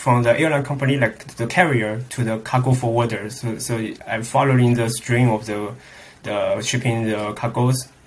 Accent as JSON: {"language": "English", "country": "China", "tie": "born or raised there", "moved": "as an adult", "lives_now": "Netherlands", "said": "my hometown is a very inland city"}